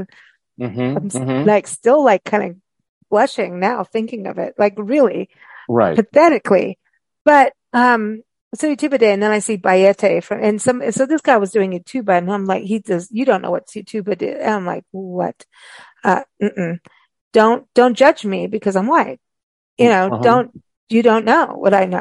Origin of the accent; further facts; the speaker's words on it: South Africa; growing up in South Africa